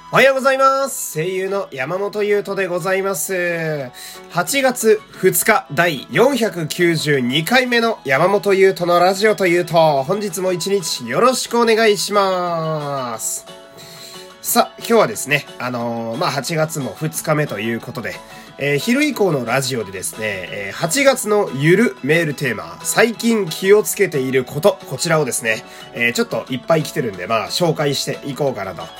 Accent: Fukui, Japan; 一応私、地元福井県なんですけど

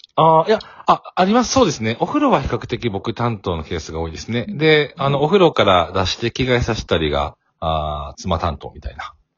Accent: Kobe, Hyogo, Japan; 私、神戸出身なんですけど

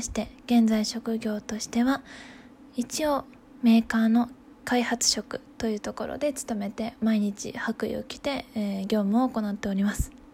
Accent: Hokuriku, Japan; moved away as an adult; 出身は北陸で、えー、2020年の春に U ターン就職で帰って、ま、地元に帰ってきたところです

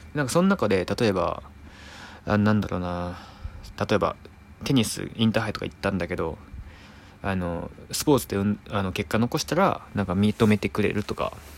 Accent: Naruto, Tokushima, Japan; 徳島県鳴門市出身です

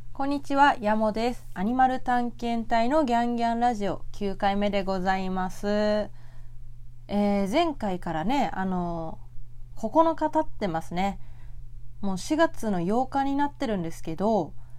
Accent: Tokyo, Japan; 東京生まれ東京育ちなので

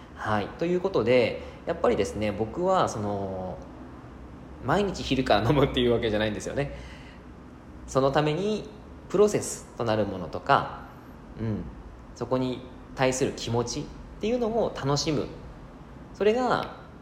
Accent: Yamagata, Japan; now in Fukuoka, Japan; 僕の出身が山形で山形県山形市

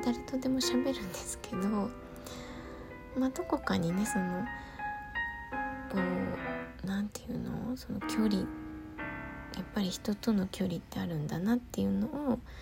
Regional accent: Gunma, Japan; moved away as an adult; ほとんど二十歳まで群馬にいましたけど出てからはねあんまり行かないですね

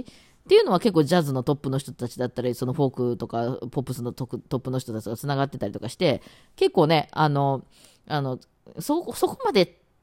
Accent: Osaka, Japan; accent: Osaka dialect; first language Osaka dialect; 私がネイティブが大阪弁

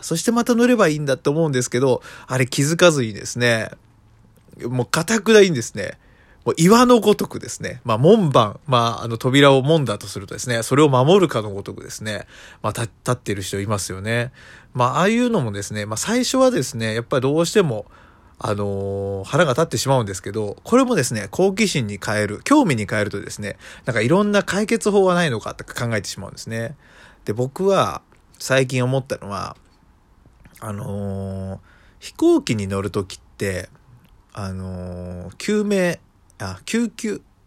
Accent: Ishikawa, Japan; 僕の地元石川とかだと

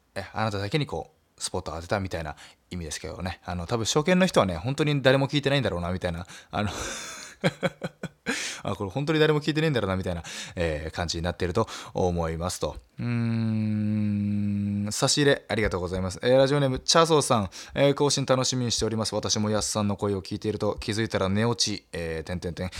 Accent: Nagasaki, Japan; moved away as an adult; 僕長崎出身

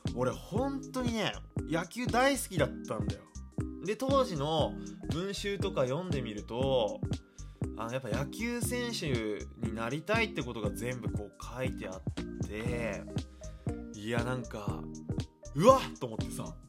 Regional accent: Iwate, Japan; 小学校のね、えー、メンバーでの飲み会があったんですよその岩手県のねほんと小学校って人数少ないんですよねで特に俺は田舎の出身だから

